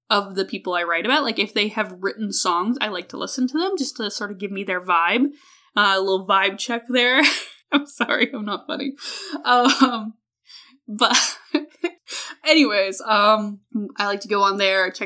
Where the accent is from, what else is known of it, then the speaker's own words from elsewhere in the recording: Alberta, Canada; I'm from Canada. I am not only from Canada, I'm from Alberta, which is Canada, Texas